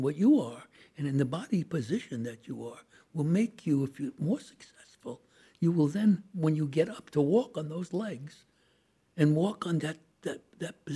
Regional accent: New York City, New York, United States; I was born in Brooklyn

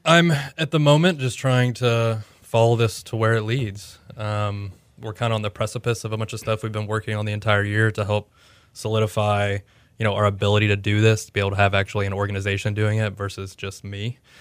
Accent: Houston, Texas, United States; moved away; also born or lived in Oklahoma City / Austin; I grew up in Houston

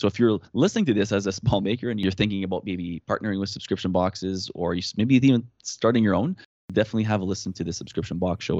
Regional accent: Canada; accent: French Canadian; I'm French Canadian

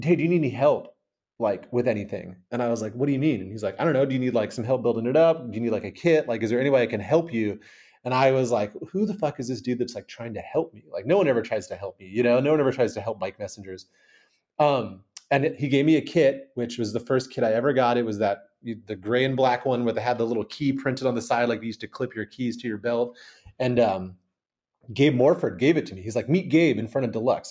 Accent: Washington, United States; also born or lived in Portland, Oregon / San Francisco, California; now in Oakland, United States; I'm from the Pacific Northwest, so I lived in Portland, Oregon, and I grew up in Washington.

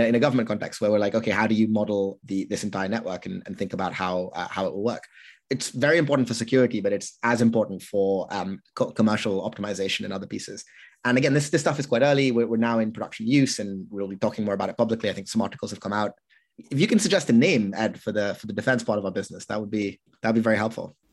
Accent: United Kingdom; I'm unusually British

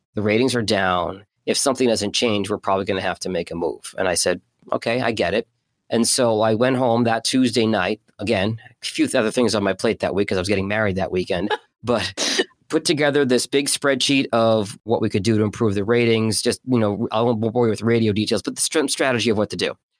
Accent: Boston, Massachusetts, United States; also born or lived in Burlington, Vermont / New Orleans; now in Detroit, United States; born and raised in Boston

